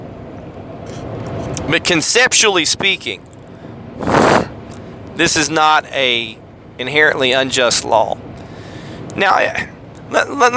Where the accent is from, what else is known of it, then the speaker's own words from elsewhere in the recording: United States; As American Christians